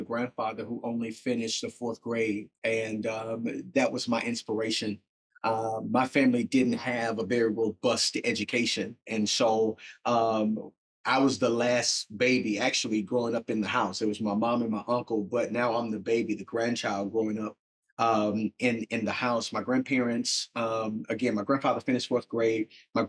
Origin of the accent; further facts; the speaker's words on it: Chicago, Illinois, United States; I am born and raised in Chicago, from the south side of Chicago.